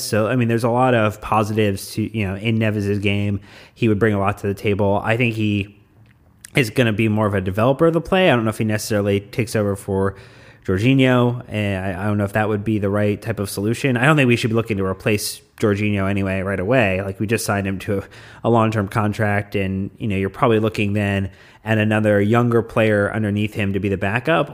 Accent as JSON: {"language": "English", "country": "United States", "said": "as an American supporter of Chelsea"}